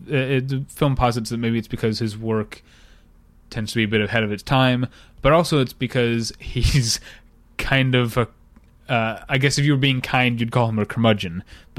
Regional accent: United States; I'm American.

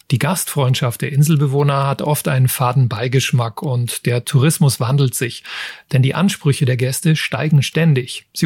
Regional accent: Southern Germany, Germany; warum würde ich jetzt als Süddeutscher auch gerne einmal wieder auf eine Nordseeinsel

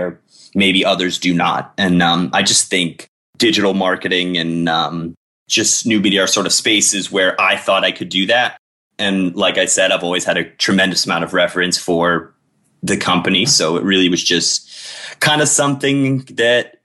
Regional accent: Miami, Florida, United States; also born or lived in Colorado; I'm Miami born and raised

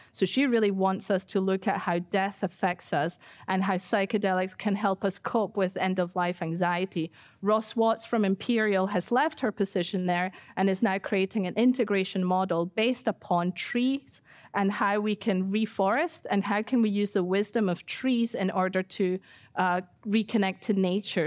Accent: Ecuador; now in United Kingdom; I grew up in Ecuador for ten years and I've been in the U K for twenty-five years

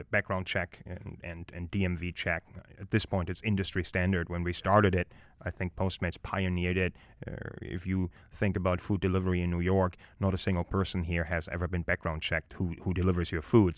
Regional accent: Germany; now in United States; growing up in Europe and growing up in Germany

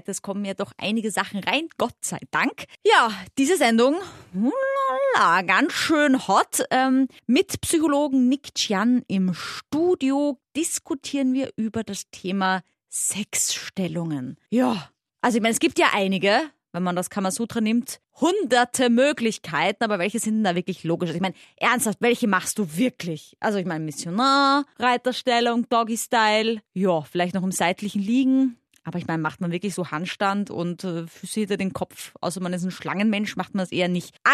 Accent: Austria; accent: Austrian; ich versuche ganz deutlich zu reden für euch mit meinem österreichischen Dialekt.

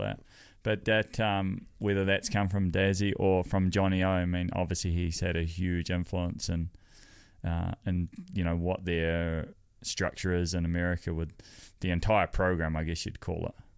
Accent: New Zealand; I'm as Kiwi as it gets

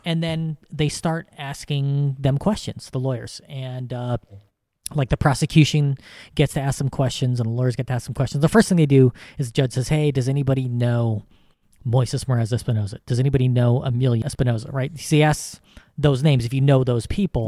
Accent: United States; as an American

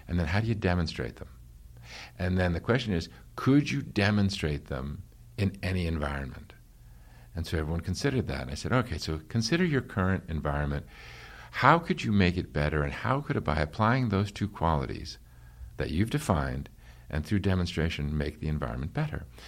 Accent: New York, United States; I grew up in New York

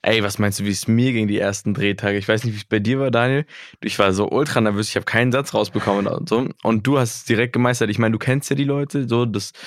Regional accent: Berlin, Germany; Ist ja auch so ein bisschen meine Gegend, wo ich herkomme

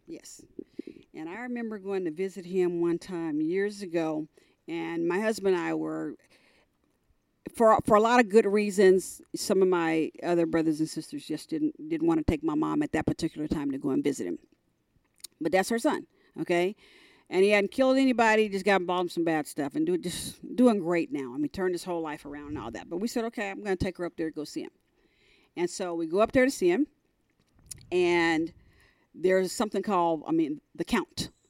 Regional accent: San Francisco Bay Area, California, United States; moved away as an adult; also born or lived in North Carolina; now in Dallas, United States; we grew up in California

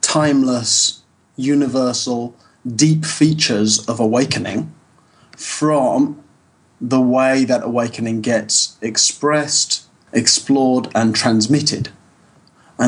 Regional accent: United Kingdom; moved away as an adult; also born or lived in Southwest France; now in France; I'm British originally.

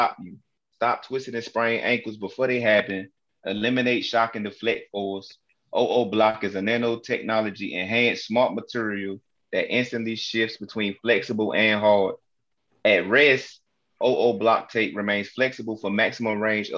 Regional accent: Newport News, Virginia, United States; I'm from Newport News, Virginia.

